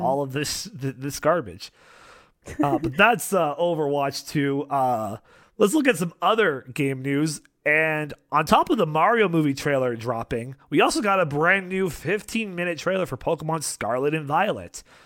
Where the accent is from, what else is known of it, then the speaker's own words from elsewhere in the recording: Canada; being Canadian